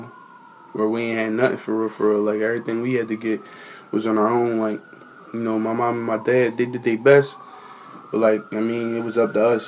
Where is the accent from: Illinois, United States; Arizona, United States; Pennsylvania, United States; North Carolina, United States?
Pennsylvania, United States; Philadelphia; I'm originally from Germantown, but I had moved down here a couple years back